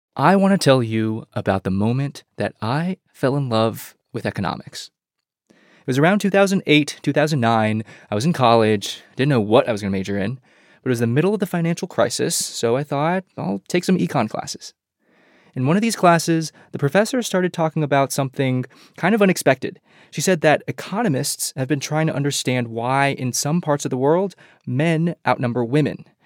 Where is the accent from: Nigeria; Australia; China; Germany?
China; now in United States; I was born in China during the one child era. My sister was born here in the US after we moved here